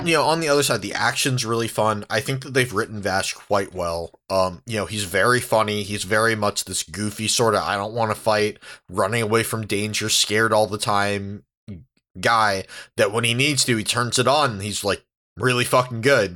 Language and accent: English; San Diego, California, United States; I grew up in San Diego.